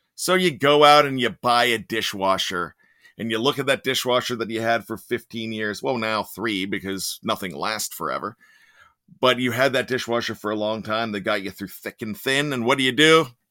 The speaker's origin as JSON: {"language": "English", "town": "Pittsburgh", "region": "Pennsylvania", "country": "United States", "accent": "Yinzer", "said": "I like my Yinzer accent"}